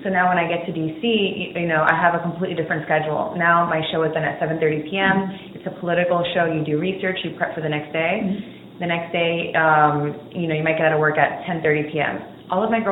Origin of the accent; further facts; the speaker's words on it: Miami, Florida, United States; now in Atlanta, United States; I'm originally from Miami